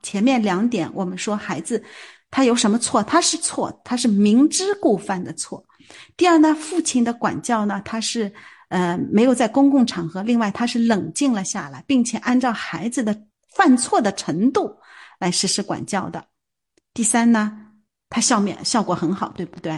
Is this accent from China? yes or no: yes; China; 我们中国人